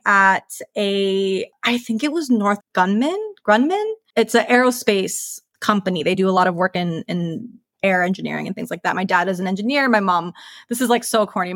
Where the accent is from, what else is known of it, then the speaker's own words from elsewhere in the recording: Minnesota, United States; moved away as an adult; also born or lived in Long Beach, California, United States; now in Azusa, United States; my dad is from the east side of St. Paul in Minnesota, which is in the Midwest